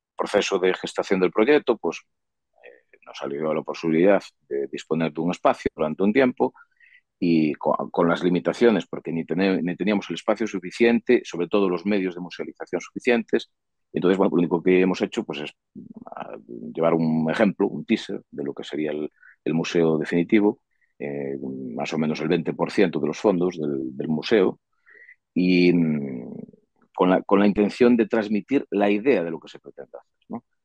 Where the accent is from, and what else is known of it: Sarria, Galicia, Spain